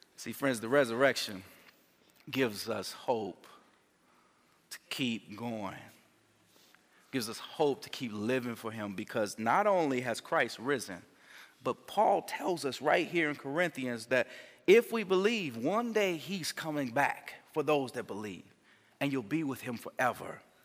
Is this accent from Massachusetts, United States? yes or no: no; Gary, Indiana, United States; moved away; I'm from Gary